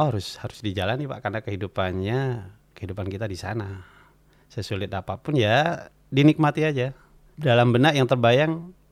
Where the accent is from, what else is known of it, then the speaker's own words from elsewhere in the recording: Bondowoso, East Java, Indonesia; Beliau berdua datang ke kampung saya Eh, menanyakan kopi.